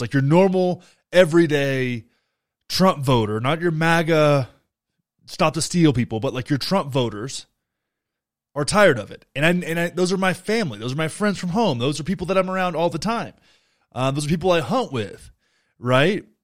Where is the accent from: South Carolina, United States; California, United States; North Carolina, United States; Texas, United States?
Texas, United States; Young County; Beto got six hundred and twenty-seven votes in my home county